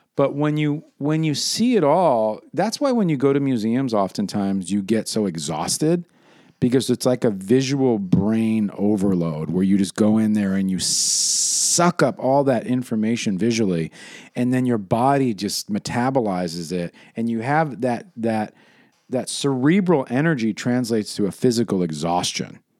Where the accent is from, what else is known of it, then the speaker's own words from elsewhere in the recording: New York City, New York, United States; when I was growing up in New York City